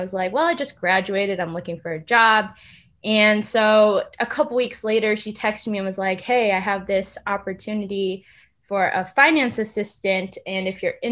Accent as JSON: {"language": "English", "town": "Durham", "region": "Connecticut", "country": "United States", "tie": "born or raised there", "said": "I grew up in Durham, Connecticut"}